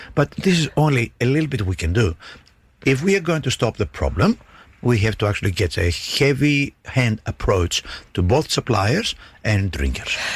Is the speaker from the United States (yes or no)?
no; Greece; now in Darwin, Australia; where I grew up in Greece